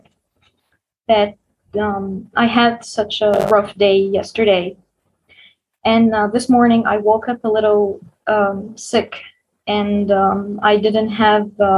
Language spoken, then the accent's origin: English; Egypt; I'm from Egypt.